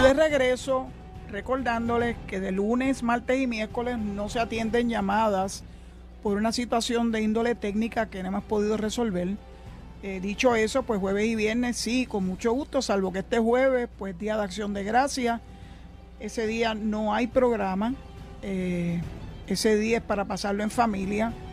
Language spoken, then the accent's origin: Spanish; Puerto Rico; also born or lived in Maryland, United States; somos nosotros los boricuas